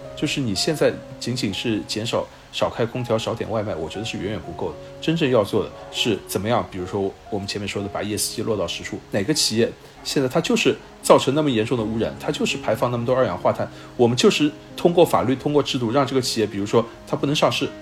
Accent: China; 我们中国人

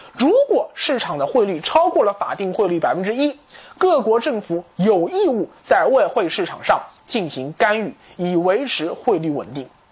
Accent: China; 我们中国人

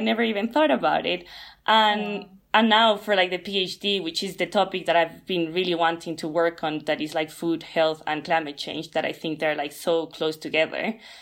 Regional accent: Ecuador; moved away; I come from Latin America, where it's like in Ecuador we basically eat meat almost every day

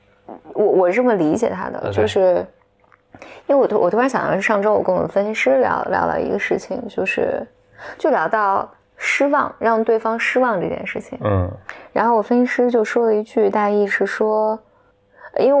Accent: China; 但是我觉得中国大多数地方还不是这样的。如果你生活在我大多数环境吧，比如我能想到我的家乡，就是女女性的这种选择权还是很少的，还是非常非常少的。

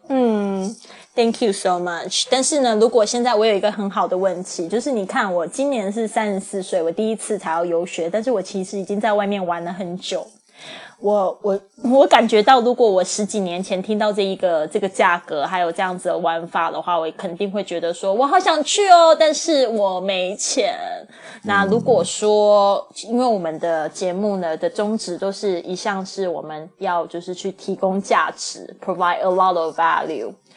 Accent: China; 因为我是这个中国长大的这个背景

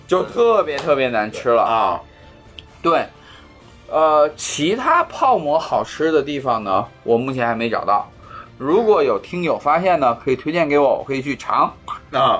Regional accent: Xi'an, Shaanxi, China; 我虽然从小在西安长大

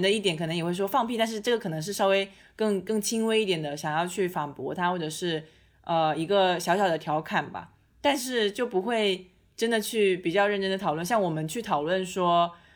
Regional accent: China; 我们中国人

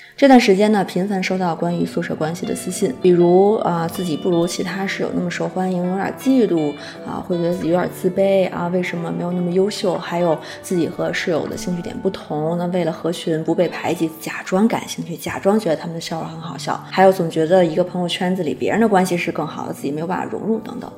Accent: China; 我们中国

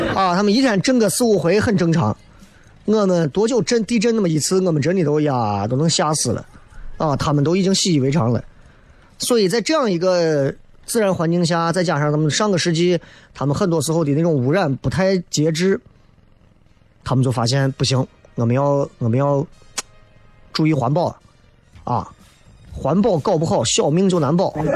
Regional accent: China; 我作为一个中国人

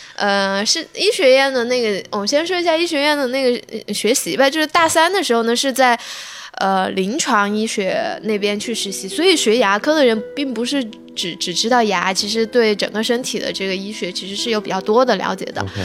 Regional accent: Sichuan, China; 我本来是四川人，我一点都不想留在四川，一直想去北京或者上海念

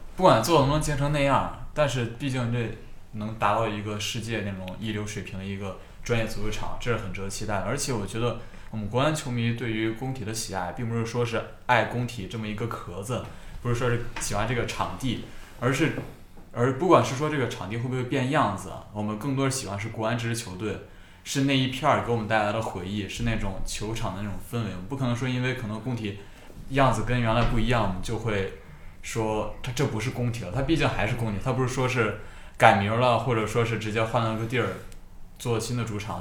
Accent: Beijing, China; 我是九八年出生的，我是维吾尔族，但我是北京土生土长的维吾尔族。然后我跟刚刚雷哥家庭住址比较接近，我也是白桥这一带的

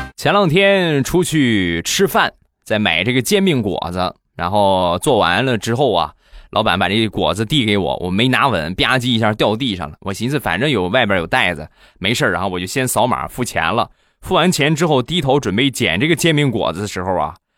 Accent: Rizhao, Shandong, China; 还有就是我们家乡的特产啊，去年，前年卖了两年的日照绿茶

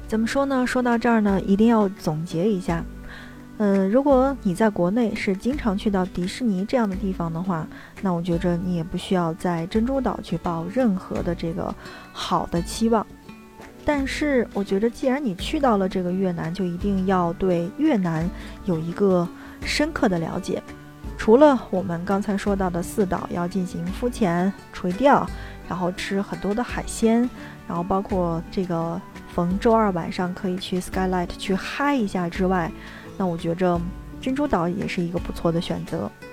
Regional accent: China; 作为中国人的我们

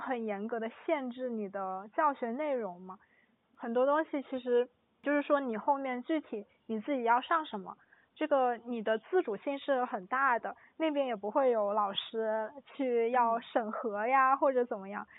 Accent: China; 我不是，我是中国人

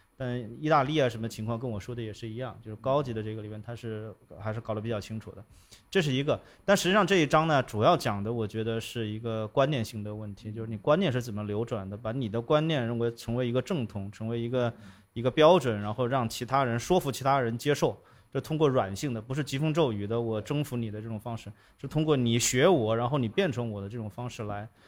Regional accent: China; 这是我们中国人的习惯

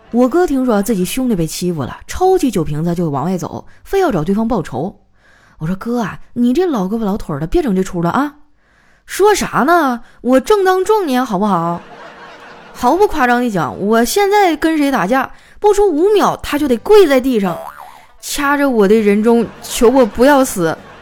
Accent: northern China, China; 我作为一个北方人，我的饭量真的就挺大的

